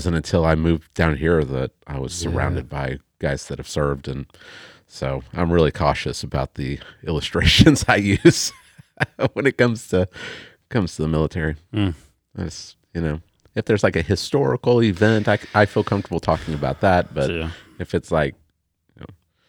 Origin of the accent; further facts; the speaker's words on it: Tulsa, Oklahoma, United States; Yeah, growing up in Tulsa, I was never around any military personnel at all.